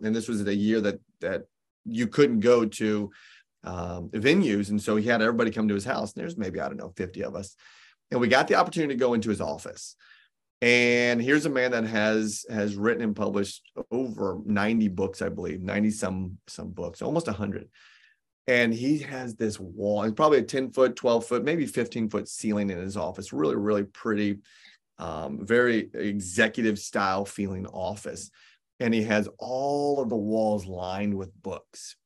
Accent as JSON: {"language": "English", "town": "Indianapolis", "region": "Indiana", "country": "United States", "tie": "born or raised there", "also_born_or_lived": "Southern California", "moved": "yes", "said": "I grew up in Indianapolis, Indiana, and I stayed there only for a very short period of time"}